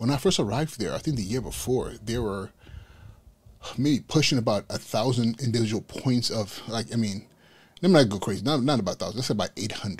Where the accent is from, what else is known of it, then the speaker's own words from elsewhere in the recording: Inglewood, California, United States; moved away as an adult; now in New York City, United States; going up in Inglewood, California, which was primarily at that point in time a Blood Hood